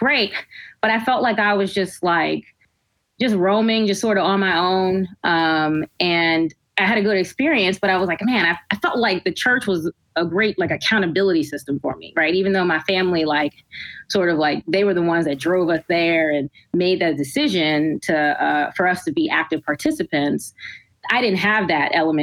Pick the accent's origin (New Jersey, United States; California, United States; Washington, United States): New Jersey, United States; also born or lived in Brooklyn, New York; I was born in Brooklyn, New York. So we started off there for a few years of my life. And then elementary school, we came over to New Jersey.